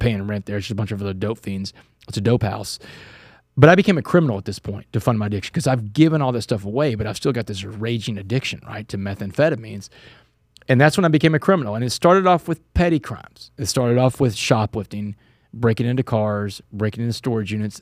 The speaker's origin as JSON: {"language": "English", "region": "Texas", "country": "United States", "tie": "born or raised there", "said": "my home state"}